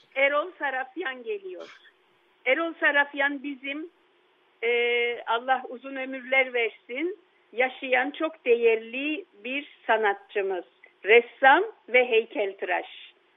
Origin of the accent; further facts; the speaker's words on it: Istanbul, Turkey; also born or lived in Yedikule, Istanbul; Bakırköy'de e, büyüdüğüm evde